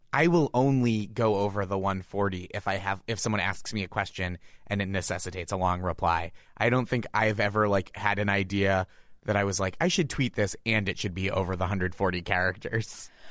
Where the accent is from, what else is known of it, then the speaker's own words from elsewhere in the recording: Stoneham, Massachusetts, United States; I grew up in Stoneham